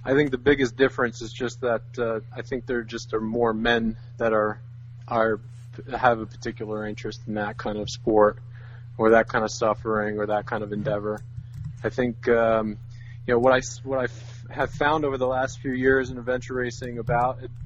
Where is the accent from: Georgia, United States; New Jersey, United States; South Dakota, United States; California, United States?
New Jersey, United States; also born or lived in New York; I was born and raised in New Jersey